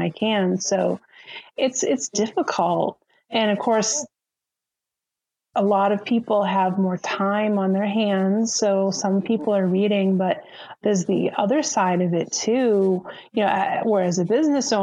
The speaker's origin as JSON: {"language": "English", "region": "Massachusetts", "country": "United States", "moved": "yes", "said": "My husband and I, we're both from Massachusetts"}